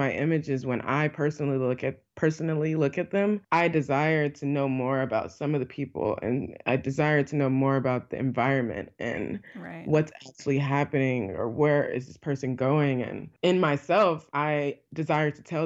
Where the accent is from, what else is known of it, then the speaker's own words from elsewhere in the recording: Illinois, United States; also born or lived in Alabama; after my mother passed away, I moved from Alabama to Illinois, and that's where I was raised in like my formative younger years